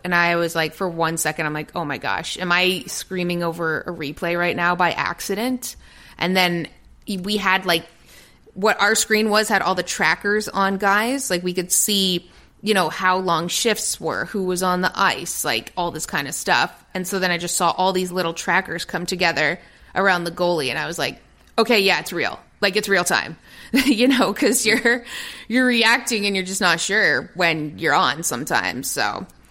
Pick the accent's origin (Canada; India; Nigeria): Canada; Toronto, Ontario; moved away as an adult; also born or lived in England / Los Angeles; a Toronto native